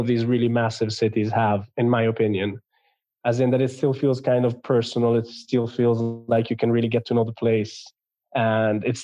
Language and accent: English; Milan, Lombardy, Italy; also born or lived in England / United States; I was born in Milan, in northern Italy, and I'm currently living in Milan.